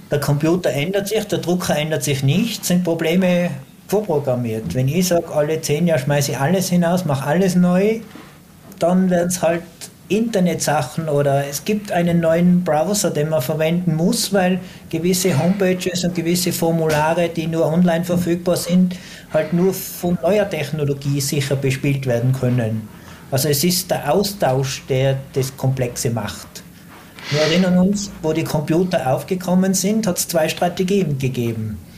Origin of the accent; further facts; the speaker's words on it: Tyrol, Austria; Aber als Tiroler haben wir natürlich auch die Chance.